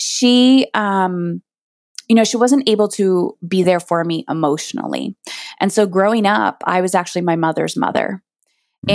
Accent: Canada; I'm Canadian

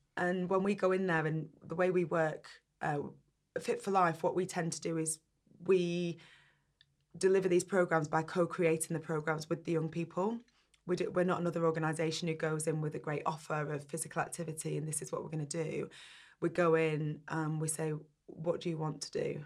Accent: Burnley, North West England, United Kingdom; I grew up in Burnley in the northwest

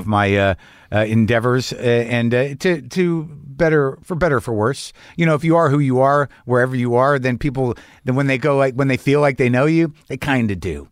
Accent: United States; I'm an American

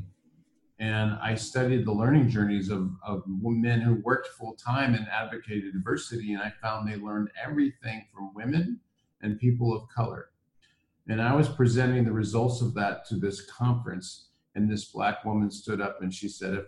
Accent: Iowa, United States; moved away as an adult; also born or lived in Minnesota / Washington, D.C. / South Africa; I grew up in the Midwest. I grew up in Iowa

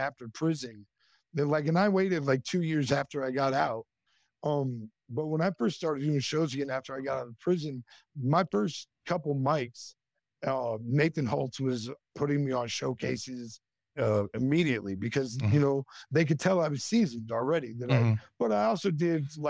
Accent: northwestern Iowa, United States; I grew up in a town of less than 4,000 people in northwestern Iowa

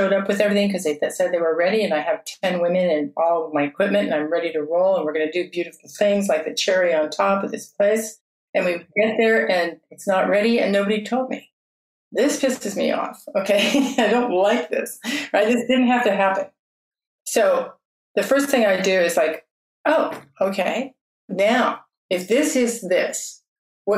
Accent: South Fork of the American River, California, United States; I was raised on the South Fork of the American, where gold was discovered in 1848

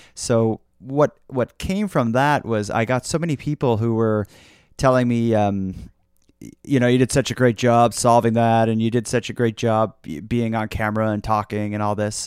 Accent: Nova Scotia, Canada; I've been born and raised in Nova Scotia. I've been here pretty much my uh, my whole life

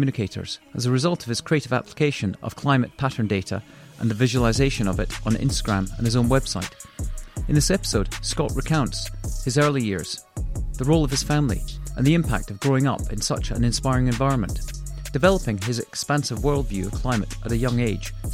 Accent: Scotland, United Kingdom; being a fellow Scot

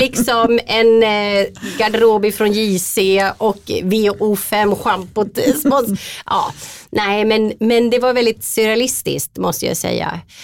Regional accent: Linköping, Östergötland, Sweden; Valla djurklinik i eh, Linköping där jag kommer ifrån

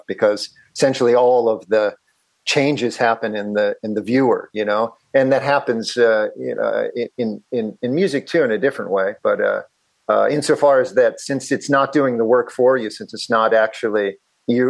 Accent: Philadelphia, Pennsylvania, United States; I grew up in Catholic, like a very antiquated diocese of Philadelphia Catholic school and Catholic grade school, middle school, and high school.

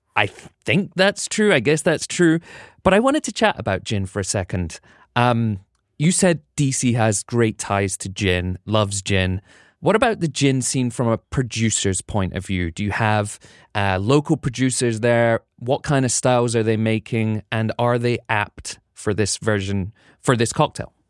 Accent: United Kingdom; now in United States; being a Brit

